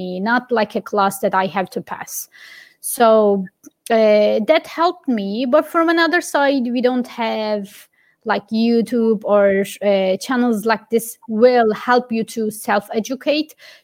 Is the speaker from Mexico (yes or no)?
no; Giresun, Turkey; moved away as an adult; now in Dublin, Ireland; I grew up in Giresun. My hometown is Giresun, which is a little town on the coast of Black Sea.